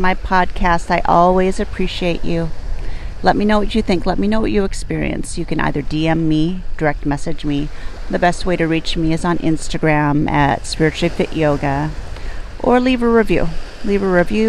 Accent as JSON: {"language": "English", "town": "Port Angeles", "region": "Washington", "country": "United States", "tie": "born or raised there", "moved": "yes", "lives_now": "San Francisco Bay Area, United States", "said": "my hometown where I grew up as a child"}